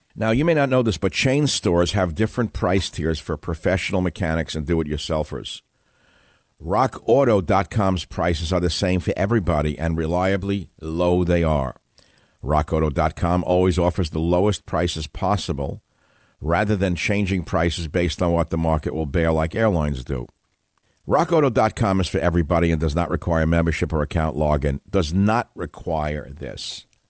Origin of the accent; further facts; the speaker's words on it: United States; I grew up in America in a lower middle class home